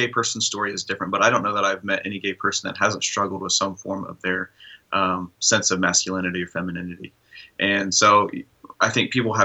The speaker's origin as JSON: {"language": "English", "region": "Midwest", "country": "United States", "tie": "born or raised there", "said": "I grew up in the Midwest, where what I meant to be male was pretty narrow."}